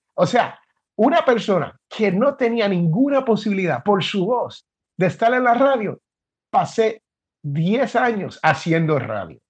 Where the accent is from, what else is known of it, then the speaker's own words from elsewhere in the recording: Puerto Rico; moved away as an adult; also born or lived in Jersey City, New Jersey, United States / Washington, D.C., United States; now in Alabama, United States; Y desde los nueve años hasta la escuela superior, la high school, como le dicen aquí, pues yo viví en Puerto Rico